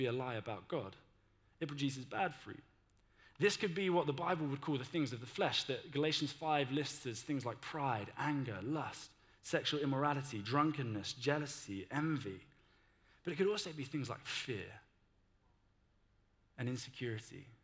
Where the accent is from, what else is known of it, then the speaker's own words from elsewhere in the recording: United Kingdom; we're too British for